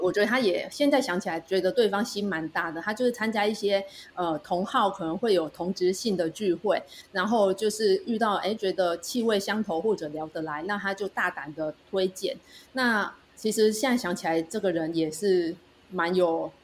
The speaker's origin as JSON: {"language": "Chinese", "region": "Penghu County", "country": "Taiwan", "said": "我是从澎湖来的，住在海边"}